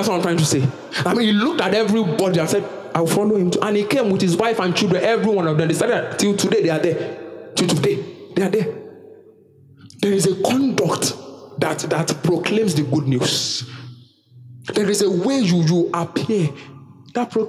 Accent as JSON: {"language": "English", "country": "Nigeria", "said": "I'm a Nigerian citizen by default"}